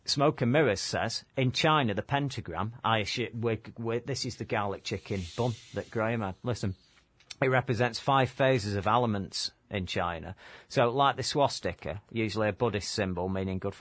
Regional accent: Manchester, North West England, United Kingdom; We're not from London. We're from Manchester

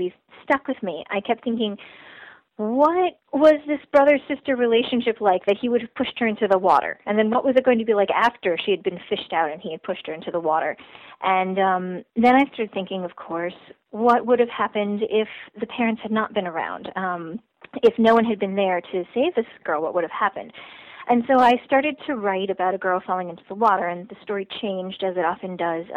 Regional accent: Shaker Heights, Ohio, United States; Shaker Heights, my hometown

